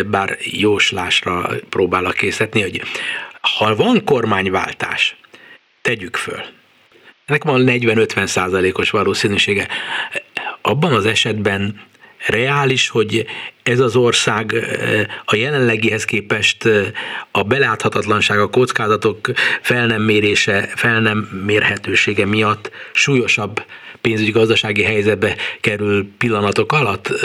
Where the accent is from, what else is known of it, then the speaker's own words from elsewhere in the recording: Hungary; mi magyarok vagyunk